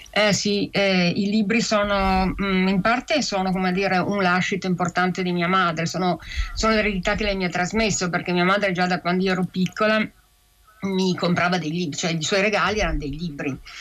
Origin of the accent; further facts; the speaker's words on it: Piedmont, Italy; mia madre è cresciuta in una cultura e in una lingua, che era il nostro dialetto piemontese